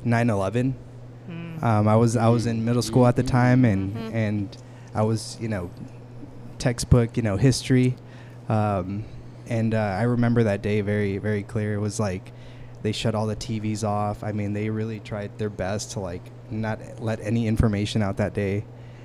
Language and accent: English; San Antonio, Texas, United States; also born or lived in Aguascalientes, Mexico; I was born actually in Aguascalientes, Mexico, but raised in San Antonio, Texas.